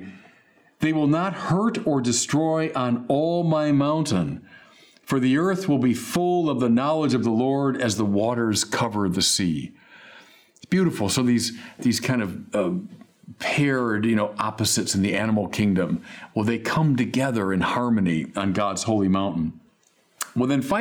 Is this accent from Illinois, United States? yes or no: yes; Chicago, Illinois, United States; now in Santa Barbara, United States; I'm from Chicago where everything is flat